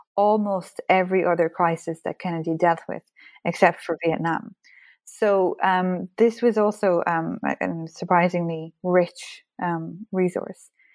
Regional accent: Ireland; as an Irish person, history is very much part of our identity and our culture, so I certainly grew up, uh, surrounded by, um, books

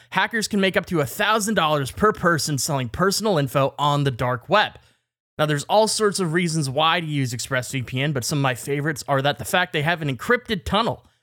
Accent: British Columbia, Canada; I'm from B C, which is British Columbia

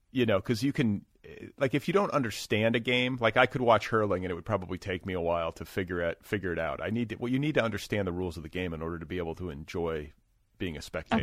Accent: United States; I'm an American, uh, white guy

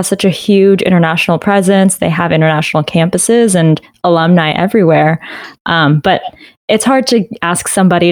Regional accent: Canada; moved away as an adult; also born or lived in Waterloo, Ontario; now in United States; I'm originally from Canada

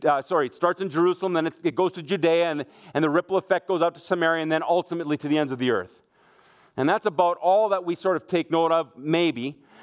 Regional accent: Germany; moved away; I grew up in Germany. My mom and dad are what we would call missionaries. I was 1 year old when we went to Germany.

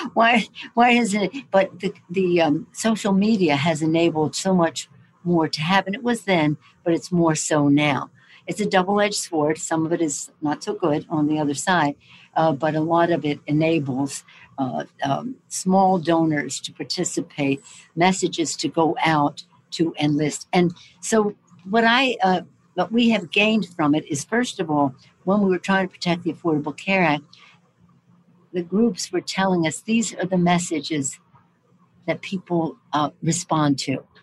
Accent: Maryland, United States; moved away; I'm from Maryland originally

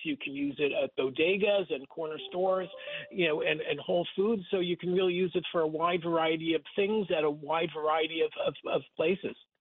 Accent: Rockland County, New York, United States; I grew up in Rockland County, about uh, 30 miles north of, of Times Square

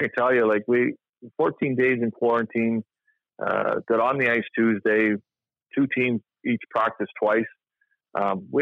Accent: Toronto, Ontario, Canada; I grew up in Toronto in the 80s

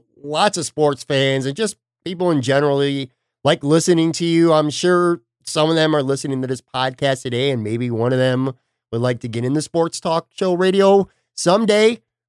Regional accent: Buffalo, New York, United States; I grew up in the West Side too.

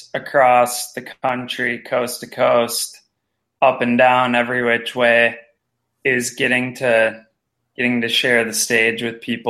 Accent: Red Wing, Minnesota, United States; I was born in Red Wing, Minnesota

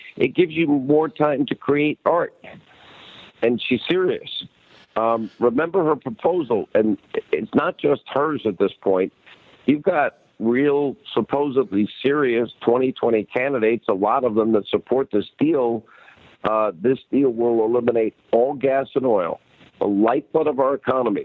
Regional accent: Franklin Square, New York, United States; I grew up in Long Island in Franklin Square

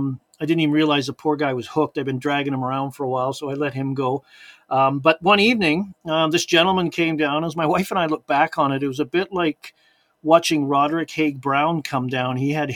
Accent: Liverpool, North West England, United Kingdom; born there; moved away; we went fishing at a local lake in a place called Sefton Park, because I was born in Liverpool, England.

